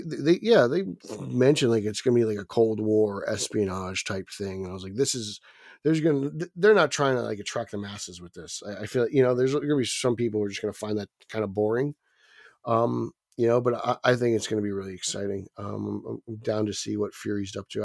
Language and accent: English; New Jersey, United States; accent: Jersey; it's my Jersey accent